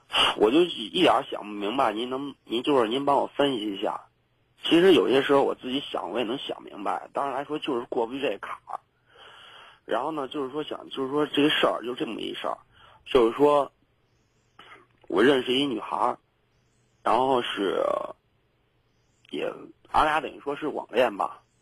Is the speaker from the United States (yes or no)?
no; Zhengzhou, Henan, China; also born or lived in Beijing; 对。我家就郑州的，然后那什么呢，就是说，